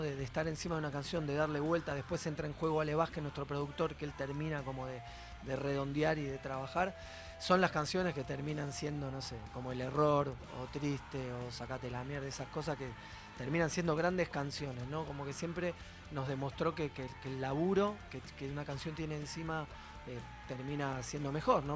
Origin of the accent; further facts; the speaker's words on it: Argentina; somos todos muy argentinos